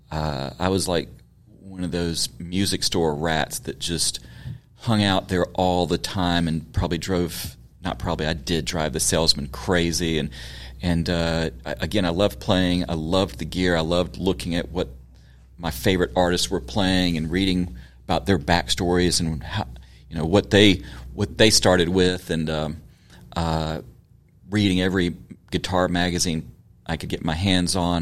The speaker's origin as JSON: {"language": "English", "town": "Memphis", "region": "Tennessee", "country": "United States", "tie": "born or raised there", "said": "Yes, born and raised. Grew up just around the corner from here in Midtown."}